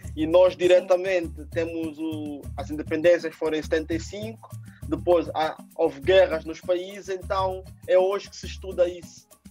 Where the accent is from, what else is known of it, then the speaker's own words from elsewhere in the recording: Angola; now in Portugal; eu sou angolano e nós de Angola temos uma herança brasileira grande